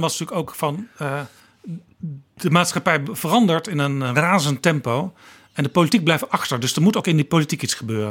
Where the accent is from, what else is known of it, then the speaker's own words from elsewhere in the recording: North Brabant, Netherlands; Ik kom zelf ook uit Brabant